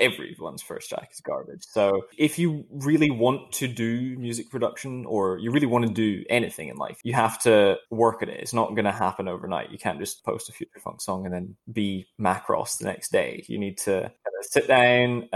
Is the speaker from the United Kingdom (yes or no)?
yes; outside of Glasgow, Scotland, United Kingdom; I grew up in Scotland outside of Glasgow, but it was a very countryside affair